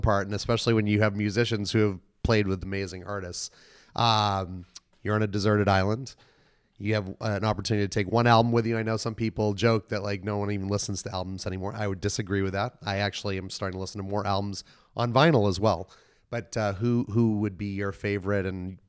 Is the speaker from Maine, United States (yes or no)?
yes; Maine, United States; I'm from Maine, so I know well.